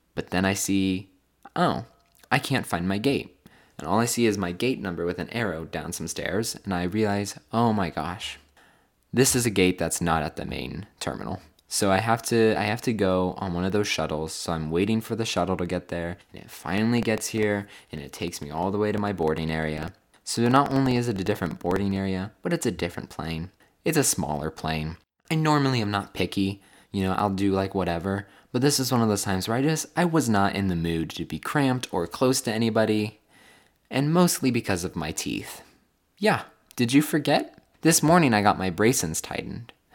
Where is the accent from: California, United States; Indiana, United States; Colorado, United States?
California, United States; moved away as an adult; now in Phoenix, United States